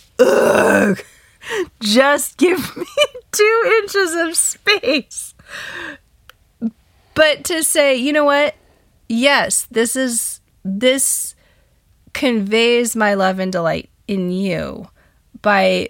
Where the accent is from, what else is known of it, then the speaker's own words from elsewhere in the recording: United States; I'm such an American